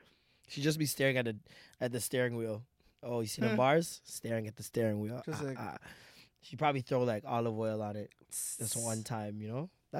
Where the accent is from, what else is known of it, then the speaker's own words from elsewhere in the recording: Jamaica; I'm Jamaican.